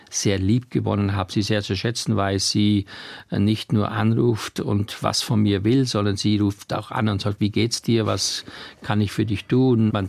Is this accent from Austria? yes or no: yes; Styria, Austria; wo ich aufgewachsen bin in der Steiermark, womit ich meine ersten Gehversuche gemacht habe